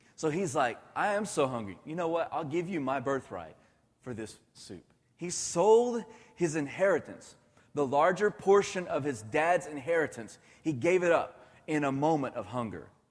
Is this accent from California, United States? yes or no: no; Irving, Texas, United States; I grew up in Irving my whole life